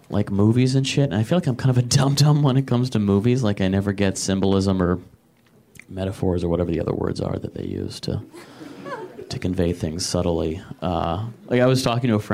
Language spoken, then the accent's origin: English; Michigan, United States; moved away as an adult; I'm from Michigan originally